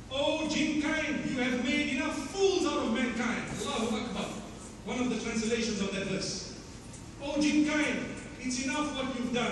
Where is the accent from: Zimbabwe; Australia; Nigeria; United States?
Zimbabwe; I come from Zimbabwe.